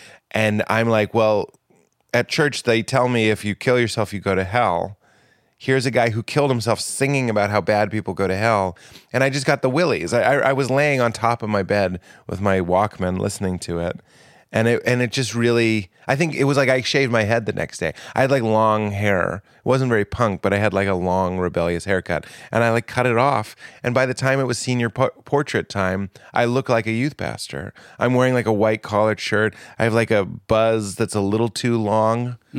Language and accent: English; Boston, Massachusetts, United States; moved away; I grew up in Boston.